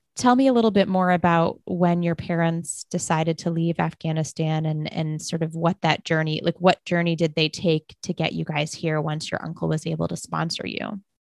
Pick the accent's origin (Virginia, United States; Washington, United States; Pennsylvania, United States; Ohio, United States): Virginia, United States; Arlington; I'm from Arlington, Virginia.